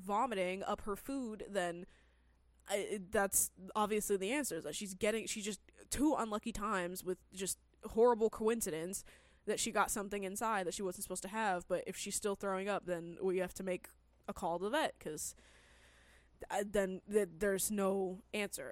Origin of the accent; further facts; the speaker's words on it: California, United States; I grew up in California my entire life